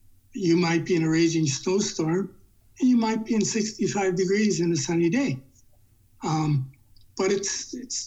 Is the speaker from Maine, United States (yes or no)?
no; Milwaukee, Wisconsin, United States; moved away; also born or lived in Houston; I was born in Milwaukee